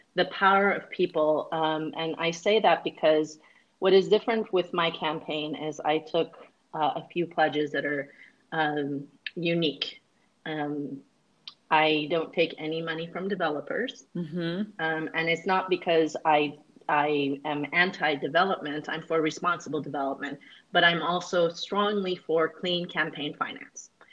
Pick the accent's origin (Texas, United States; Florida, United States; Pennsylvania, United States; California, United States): California, United States; Northern; I grew up in Northern California